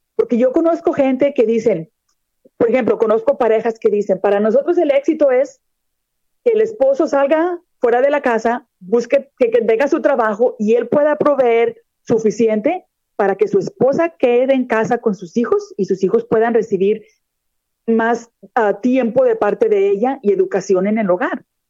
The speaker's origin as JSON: {"language": "Spanish", "town": "Monterrey", "region": "Nuevo León", "country": "Mexico", "tie": "born or raised there", "also_born_or_lived": "Texas", "moved": "as an adult", "lives_now": "Florida, United States", "said": "yo soy mexicana de nacimiento, nací en la ciudad de Monterrey, Nuevo León, está en el norte de México. Sin embargo, ya tengo 23 años de residir en los Estados Unidos."}